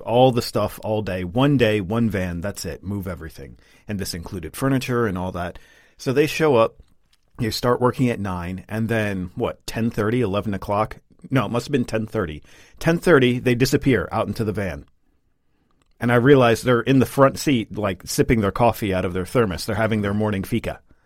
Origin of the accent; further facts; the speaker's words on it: United States; now in Sweden; as an American